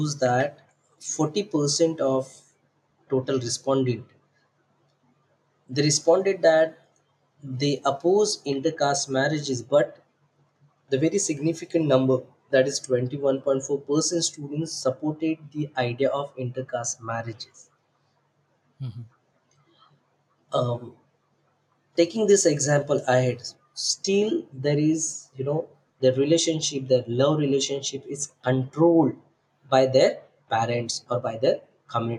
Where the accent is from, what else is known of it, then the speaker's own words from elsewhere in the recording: Maharashtra, India; I approached two of the schools in my native village